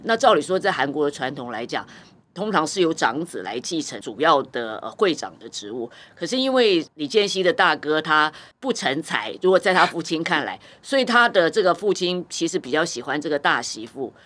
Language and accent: Chinese; Taiwan; 就是我们台湾人很非常知道这个辛拉面之父哦